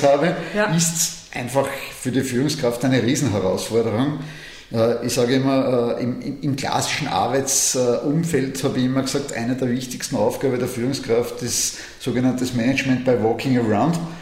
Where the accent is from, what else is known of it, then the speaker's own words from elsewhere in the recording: Austria; als Österreicher